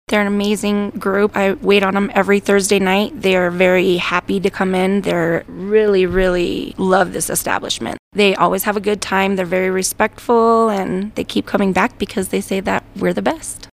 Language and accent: English; Wheat Ridge, Colorado, United States; moved away as an adult; now in San Luis Valley, United States; I was born and raised actually in Wheat Ridge